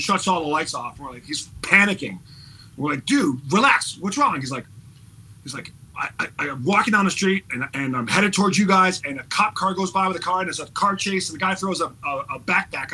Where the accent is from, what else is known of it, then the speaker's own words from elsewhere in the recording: Buffalo, New York, United States; also born or lived in Toronto; I grew up in Buffalo, and Toronto